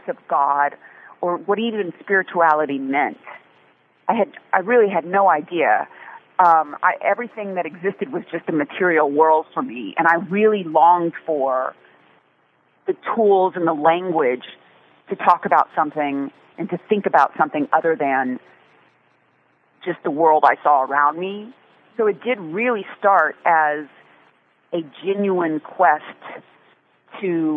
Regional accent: Texas, United States; moved away; also born or lived in Dallas / Austin; I was born in Texas. I was a kid in Dallas and Austin

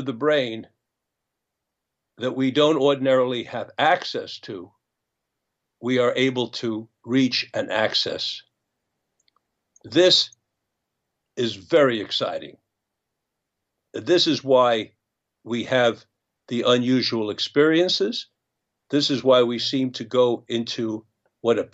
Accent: United States; as an American citizen

